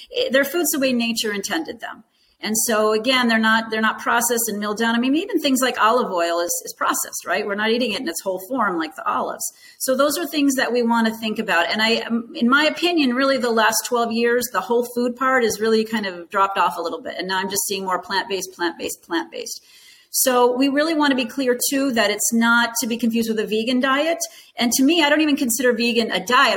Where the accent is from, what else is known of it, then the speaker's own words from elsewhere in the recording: Arizona, United States; moved away as an adult; also born or lived in Grand Rapids, Michigan; I grew up in Arizona.